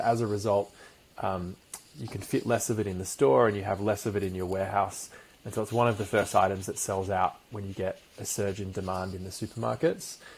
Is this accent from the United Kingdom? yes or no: yes; London, United Kingdom; so I was born in, in London, in in, um, in West London, in a place called Acton